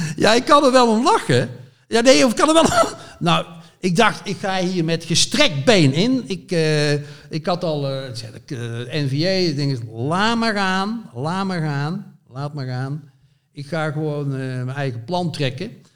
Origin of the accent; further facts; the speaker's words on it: Zevenbergen, North Brabant, Netherlands; moved away as an adult; also born or lived in Amsterdam / Veluwe; ik kom dus uit West-Brabant, uit het plaatsje Zevenbergen